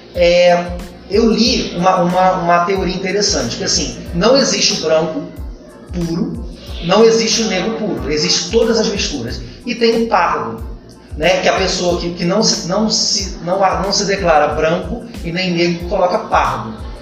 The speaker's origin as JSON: {"language": "Portuguese", "country": "Brazil", "said": "eu sou brasileiro"}